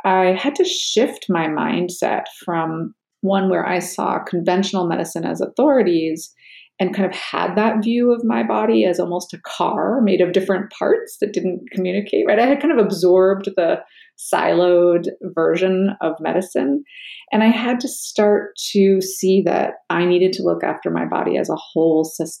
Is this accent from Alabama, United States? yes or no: no; New York City, New York, United States; born or raised there; also born or lived in New England / Cape Cod